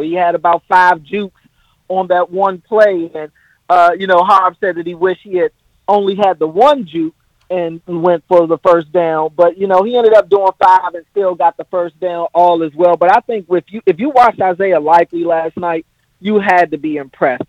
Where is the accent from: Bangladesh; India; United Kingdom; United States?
United States; moved away as an adult; now in Baltimore, United States; I'm from the other side of the Beltway. I moved out to Baltimore to go to Morgan State